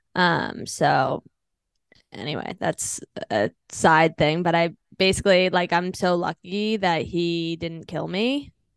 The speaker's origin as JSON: {"language": "English", "region": "Virginia", "country": "United States", "also_born_or_lived": "Los Angeles, California / Washington, D.C.", "moved": "as an adult", "lives_now": "New York, United States", "said": "I'm originally from D C, like, well, Virginia, I guess"}